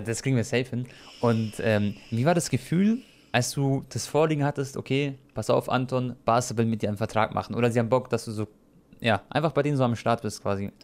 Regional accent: Croatia; ich bin ja Kroate

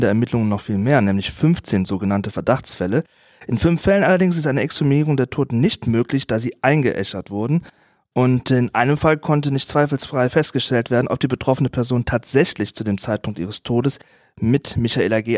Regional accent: Wachtberg, North Rhine-Westphalia, Germany; Ich bin in Wachtberg Philipp aufgewachsen, dort zur Grundschule gegangen und habe da einen Großteil meines Lebens bislang verbracht.

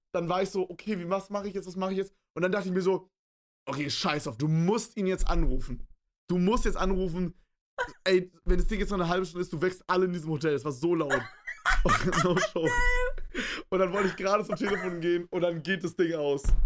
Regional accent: Berlin, Germany; Bei uns in Berlin

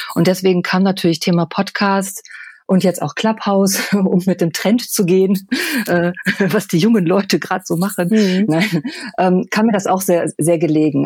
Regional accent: Düsseldorf, North Rhine-Westphalia, Germany; ich bin halt gebürtige Düsseldorferin, also ich bin, bin Oberbilker Mädchen

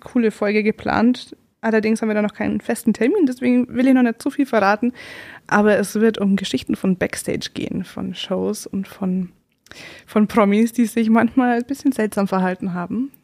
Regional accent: Upper Palatinate, Bavaria, Germany; ich komme sogar aus der Oberpfalz

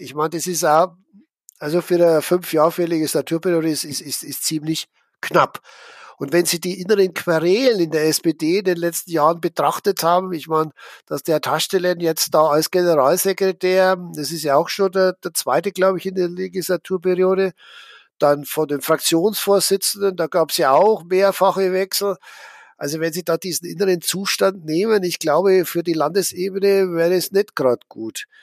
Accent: Schwandorf, Bavaria, Germany; Ich bin ja in Schwandorf aufgewachsen, also mitten in der Oberpfalz.

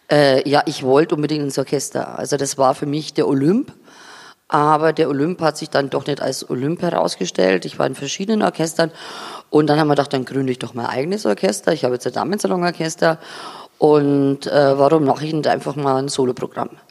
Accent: Sulzburg, Bavaria, Germany; aber ich komme aus der Oberpfalz, aus einem Dorf, das heißt Sulzburg. Ganz ehrlich, das ist auch nicht das Zentrum.

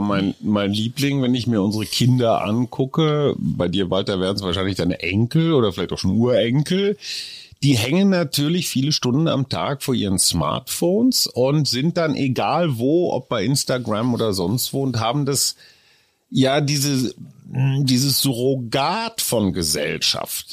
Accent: North Rhine-Westphalia, Germany; Bei uns Westfalen

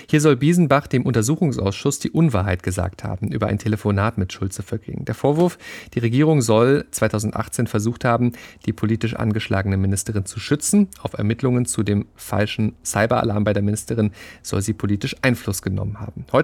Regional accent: Ratingen, North Rhine-Westphalia, Germany; Ich komme aus Ratingen und aus dem Rheinland. Das ist das Einzugsgebiet der Rheinischen Post.

